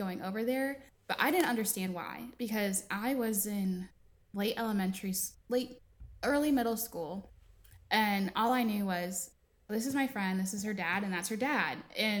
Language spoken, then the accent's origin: English; East Coast, United States; Growing up, again, I was raised on the East Coast. So I live in the South now. And being raised on one coast versus another are very, very obvious differences.